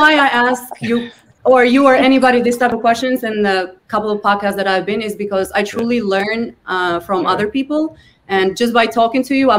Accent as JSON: {"language": "English", "country": "Albania", "second_language": "English", "moved": "yes", "said": "I'm from Albania originally, and I am trying to make my people understand crypto. And, you know, we're a third world country, not a lot going on."}